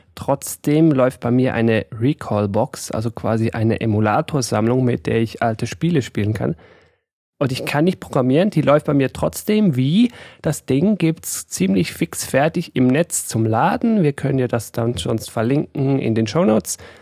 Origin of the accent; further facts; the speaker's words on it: Switzerland; ich bin aus der Schweiz